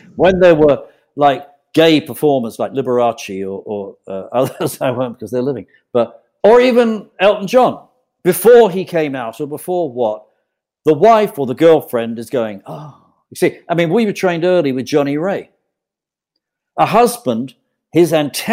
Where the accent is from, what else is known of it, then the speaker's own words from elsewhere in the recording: United Kingdom; also born or lived in Wilton, Connecticut / Colombia; now in British Columbia, Canada; I am more British than Colombian, but I'm in British Columbia